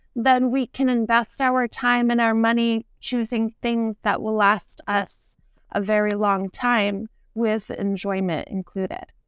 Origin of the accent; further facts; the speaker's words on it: New Castle, New Hampshire, United States; I grew up in Newcastle, New Hampshire, and it's a historical town by the water